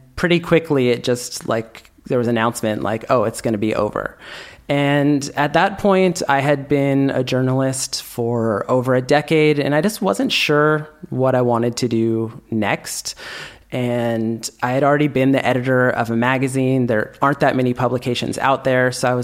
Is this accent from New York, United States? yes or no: no; Bay Area, California, United States; moved away as an adult; now in Barcelona, Spain; I was born and raised in the Bay Area